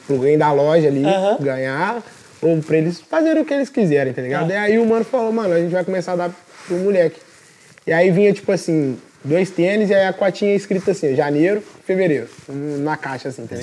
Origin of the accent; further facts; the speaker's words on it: Juiz de Fora, Minas Gerais, Brazil; sou de Fora, Minas